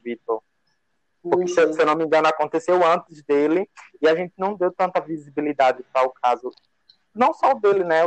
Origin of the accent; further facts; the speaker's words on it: Nossa Senhora de Lourdes, Sergipe, Brazil; also born or lived in Aracaju; Eu sou daqui de Sergipe, mesmo interior, chamado Nossa Senhora de Lourdes. Mas moro aqui em Aracaju há um tempinho já